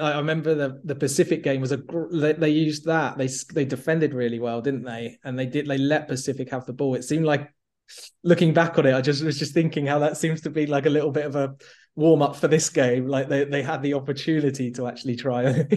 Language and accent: English; England, United Kingdom; as an Englishman